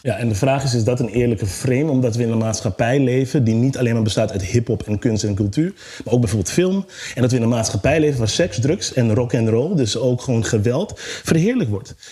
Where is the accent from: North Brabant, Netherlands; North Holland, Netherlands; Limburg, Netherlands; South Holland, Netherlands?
North Holland, Netherlands; Amsterdam; Ik kom uit Zuidoost.